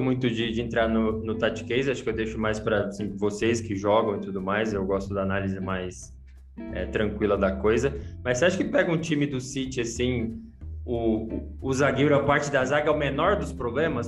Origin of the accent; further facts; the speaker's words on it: Guarulhos, São Paulo, Brazil; eu sou de Guarulhos